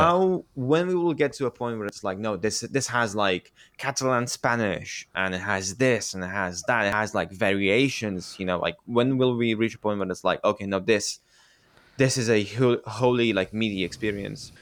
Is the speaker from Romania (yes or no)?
yes; Romania; I, I grew up in Romania